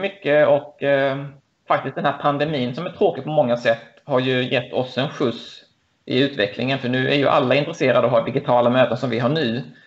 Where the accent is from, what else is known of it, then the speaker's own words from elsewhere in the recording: Lund, Skåne, Sweden; Jag är ehm, född och uppvuxen i Lund